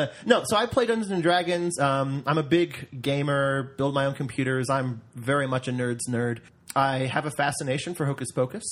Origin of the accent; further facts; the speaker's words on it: Hong Kong; also born or lived in Massachusetts; now in Utah, United States; I actually grew up in Hong Kong and then lived in Massachusetts for quite some time and only came out here about 2 years ago.